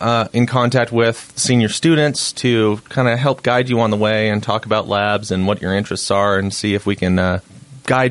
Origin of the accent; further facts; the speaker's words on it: Boise, Idaho, United States; moved away as an adult; also born or lived in Utah; now in Salt Lake City, United States; I was born and raised in Boise, Idaho. So I'm a Western boy.